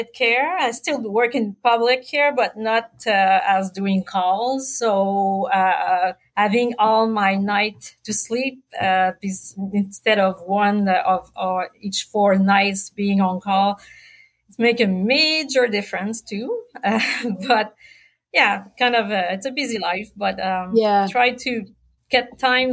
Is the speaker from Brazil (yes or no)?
no; Quebec, Canada; moved away as an adult; also born or lived in Sherbrooke; now in New Brunswick, Canada; I'm from Quebec. Like you said, I got my med school in Sherbrooke as well as my OBGYN specialty. Moved in New Brunswick in 2003